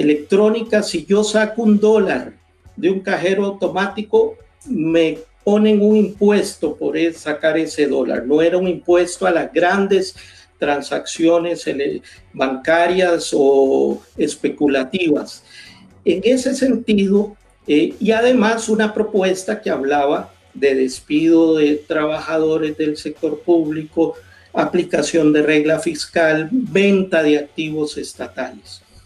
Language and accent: Spanish; Costa Rica; mi país